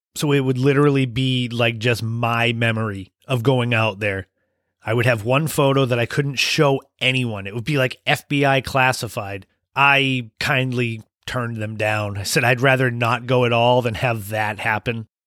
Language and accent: English; Cape Cod, Massachusetts, United States; where I grew up on Cape Cod in Massachusetts in New England